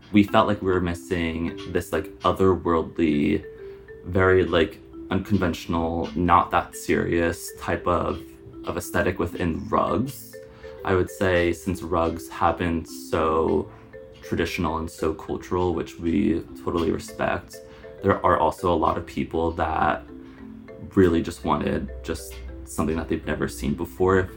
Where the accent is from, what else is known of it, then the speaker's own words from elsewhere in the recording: Long Island, New York, United States; I'm from Long Island, not too far away